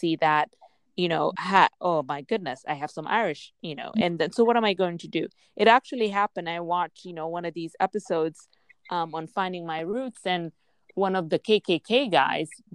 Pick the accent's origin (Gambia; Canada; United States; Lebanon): Gambia; moved away; I grew up in Gambia